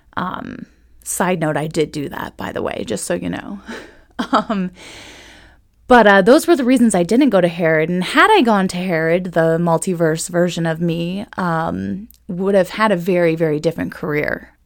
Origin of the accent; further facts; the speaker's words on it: Ohio, United States; now in Manassas, United States; I am not originally from Virginia, though. I am actually from Ohio, where I had the most amazing training